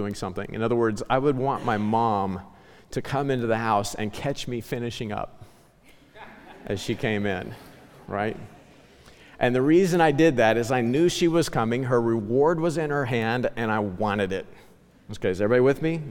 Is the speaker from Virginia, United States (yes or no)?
no; Ozark Mountains, southwest Missouri, United States; I grew up in the Ozark Mountains in southwest Missouri